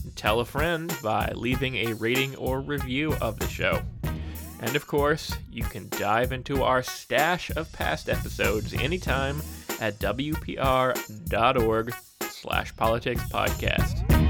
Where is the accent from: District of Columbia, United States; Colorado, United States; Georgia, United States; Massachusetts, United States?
Colorado, United States; now in Wisconsin, United States; my home state of Colorado